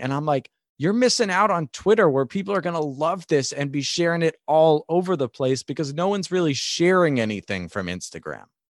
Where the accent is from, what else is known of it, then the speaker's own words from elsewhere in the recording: New York, United States; I'm a New Yorker, I'm from New York